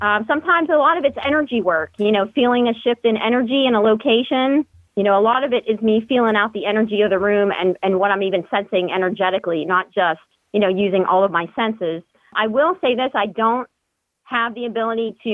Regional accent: Pittsburgh, Pennsylvania, United States; I grew up in the Pittsburgh area.

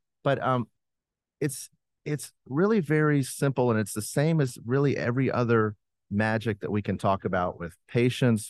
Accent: Alabama, United States; moved away; I'm from Alabama

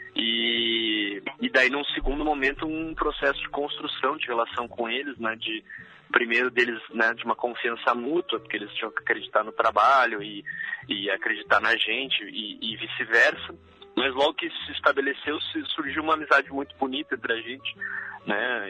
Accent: Gaúcho, Rio Grande do Sul, Brazil; na minha vida como como gaúcho e como brasileiro

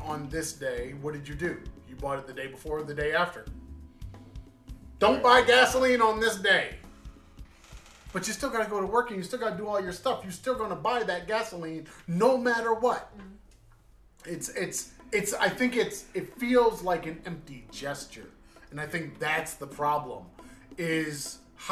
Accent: United States; as a guy growing up in the United States, a teenager in high school

